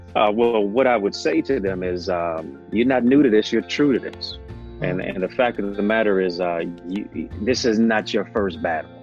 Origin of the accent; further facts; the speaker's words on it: Detroit, Michigan, United States; also born or lived in Kingston, Jamaica; I'm from Detroit. My hometown is Motown